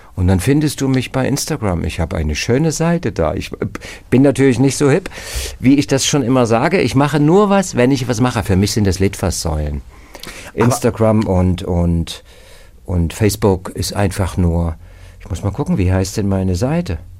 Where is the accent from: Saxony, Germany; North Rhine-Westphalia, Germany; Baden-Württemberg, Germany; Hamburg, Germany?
Saxony, Germany; Dresden; moved away as an adult; also born or lived in Berlin; now in Ruhr area, Germany; Ich wollte als Kind in Dresden an der Elbe Fährmann werden